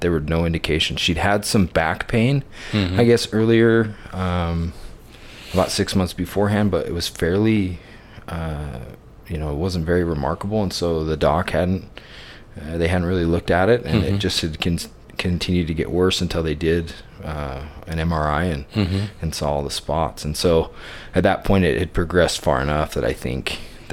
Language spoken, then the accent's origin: English; Orem, Utah, United States; I grew up in Orem, Utah, in Utah County